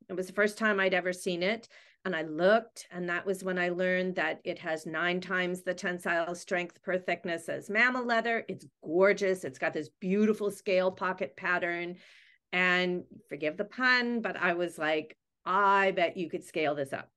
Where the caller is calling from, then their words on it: Vancouver, British Columbia, Canada; I am calling in from Vancouver, British Columbia, Canada.